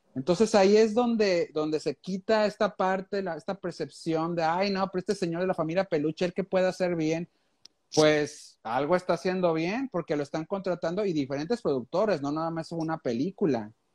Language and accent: Spanish; Monterrey, Nuevo León, Mexico; como buen regiomontano